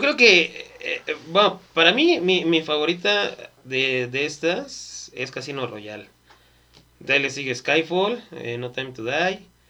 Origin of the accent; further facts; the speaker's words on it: Mexico; somos mexicanos